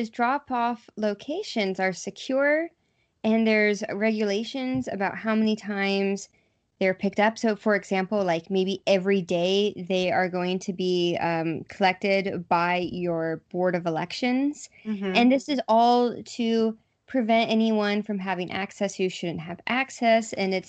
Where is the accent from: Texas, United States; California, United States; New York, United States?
Texas, United States; Houston; so I grew up in Harris County. I'm from Houston.